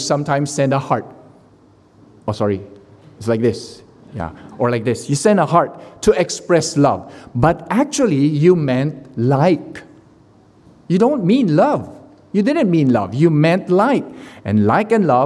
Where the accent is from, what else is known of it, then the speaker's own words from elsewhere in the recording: Philippines; I am the Filipino who cannot sing